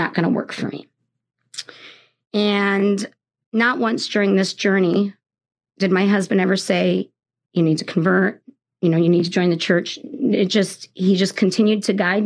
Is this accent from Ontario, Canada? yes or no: yes; Toronto, Ontario, Canada; also born or lived in England; now in South Bend, United States; I'm from Canada. I was born in Toronto, and I'm a dual citizenship between England and Canada